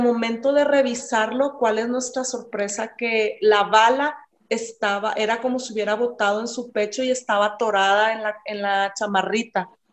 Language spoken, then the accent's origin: Spanish; Ciudad Juárez, Chihuahua, Mexico; moved away as an adult; now in El Paso, United States; soy de Ciudad Juárez, ahí nací, ahí crecí hasta que ya me casé y tuve mis hijos, fue que me vine a vivir para El Paso, Texas